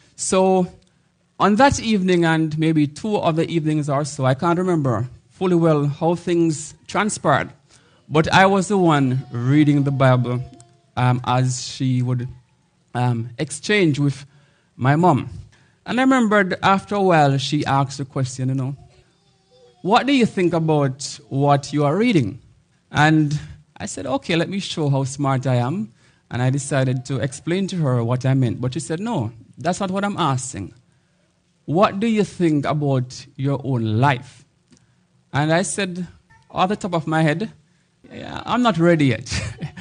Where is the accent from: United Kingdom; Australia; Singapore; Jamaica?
Jamaica; So I am from Jamaica, which is dubbed the homeland of reggae music.